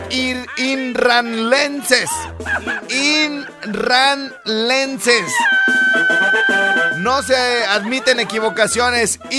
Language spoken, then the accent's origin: Spanish; Jiquilpan, Michoacán, Mexico; Soy de Jiquilpan. De Jiquilpan